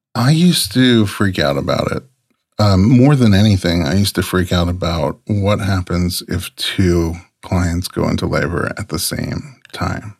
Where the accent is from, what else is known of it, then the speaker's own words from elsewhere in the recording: New York City, New York, United States; moved away as an adult; also born or lived in Georgia / Nebraska; I, I grew up so sheltered in New York City